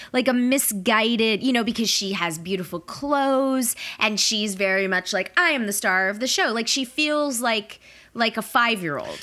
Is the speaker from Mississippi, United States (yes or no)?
no; Atlanta, Georgia, United States; I grew up in Atlanta